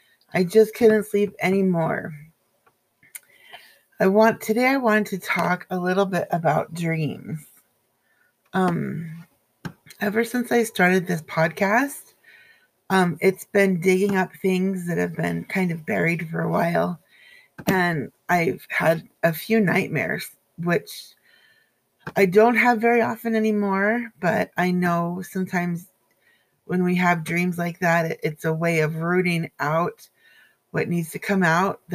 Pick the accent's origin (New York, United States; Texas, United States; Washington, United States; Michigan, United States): Washington, United States; Everett; moved away; I was back in my hometown of Everett, Washington, which I'll never go back to ever, ever again